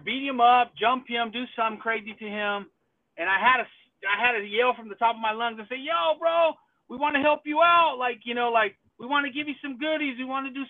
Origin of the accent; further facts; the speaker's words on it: Long Beach, California, United States; I'm born and raised in Long Beach, so that's where my heart is